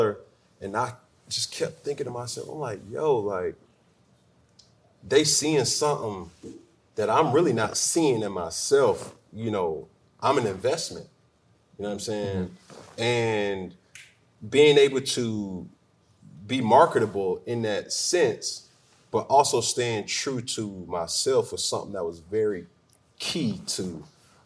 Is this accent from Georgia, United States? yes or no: yes; College Park, Georgia, United States; moved away as an adult; also born or lived in Charlotte; I'm from College Park